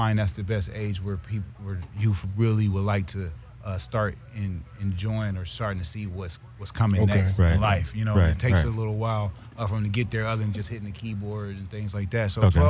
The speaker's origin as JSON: {"language": "English", "town": "Columbus", "region": "Ohio", "country": "United States", "moved": "as an adult", "lives_now": "Los Angeles, United States", "said": "I'm from Columbus, Ohio, Midwest area."}